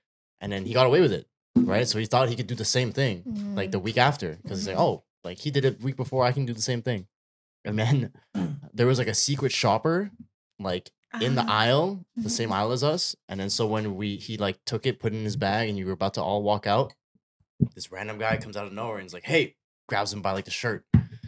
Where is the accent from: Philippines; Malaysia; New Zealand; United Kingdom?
Philippines; And it's like, not just because I'm Filipino and like you're Filipino, like you think I'm gonna give you a discount because you're Filipino?